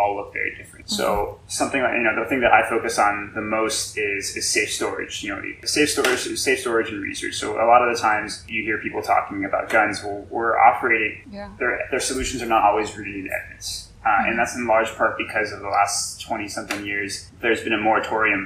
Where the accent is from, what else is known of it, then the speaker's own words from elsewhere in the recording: El Paso, Texas, United States; moved away as an adult; also born or lived in Denver, Colorado; now in Houston, United States; I am originally from El Paso, Texas. I went to El Paso High